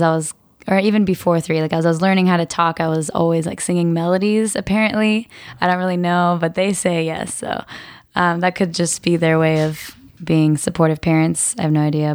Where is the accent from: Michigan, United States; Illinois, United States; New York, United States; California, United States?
California, United States; Murrieta, Southern; I grew up in a town called Marietta. It's in Southern California.